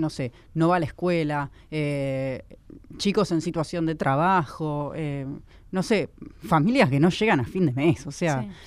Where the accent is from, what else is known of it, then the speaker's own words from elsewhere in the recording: Buenos Aires, Argentina; Yo soy de Lugano y ahí de, de disidencias no se habla.